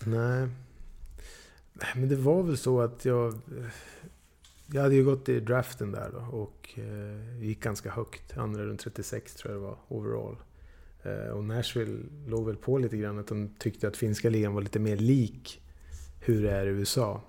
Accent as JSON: {"language": "Swedish", "region": "Dalarna County", "country": "Sweden", "tie": "born or raised there", "also_born_or_lived": "Gävle", "said": "jag är född i Gävle liksom, men växt upp i Dalarna"}